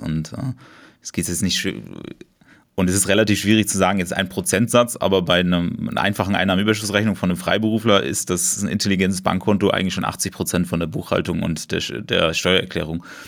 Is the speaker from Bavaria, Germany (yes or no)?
no; Berlin, Germany; komme ich aus Berlin